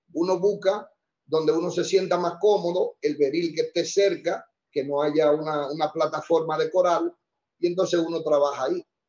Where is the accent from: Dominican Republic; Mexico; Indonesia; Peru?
Dominican Republic; Santo Domingo, Distrito Nacional; yo nací eh, en San Lázaro. Esa es, viene siendo parte de la ciudad Intramuro, en la, ahí casi esquina Mercedes, en la Polvorín, casi esquina Mercedes. Ahí nací yo.